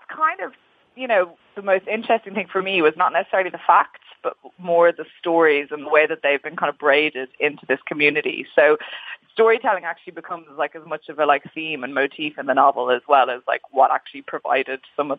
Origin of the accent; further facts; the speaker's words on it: Ireland; moved away as an adult; also born or lived in England; now in United Kingdom; growing up in Ireland, I had no real idea about the Jewish community. And ironically, it was only actually when I left Ireland and I went to England for university, I studied at Cambridge